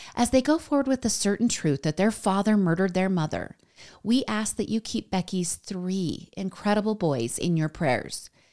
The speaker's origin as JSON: {"language": "English", "country": "United States", "said": "I'm American"}